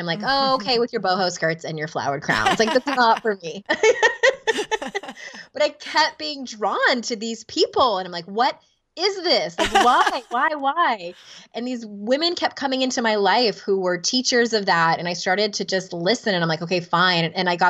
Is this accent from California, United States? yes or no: yes; California, United States; now in North Carolina, United States; I'm from Southern California, born and bred, and we're in rural North Carolina now.